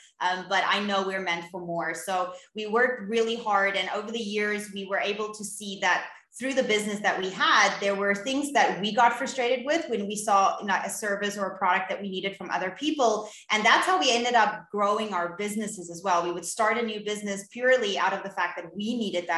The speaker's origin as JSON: {"language": "English", "town": "Cape Town", "region": "Western Cape", "country": "South Africa", "said": "I'm from Cape Town in South Africa"}